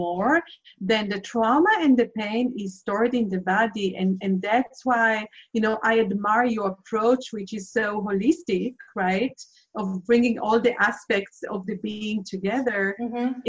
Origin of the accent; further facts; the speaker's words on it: Israel; I'm originally from Israel, and I have been raised in Israel and lived through 4 wars.